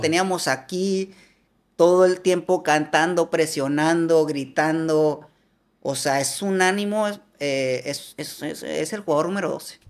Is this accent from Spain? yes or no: no; Hermosillo, Sonora, Mexico; Yo soy de Hermosillo y estoy ahí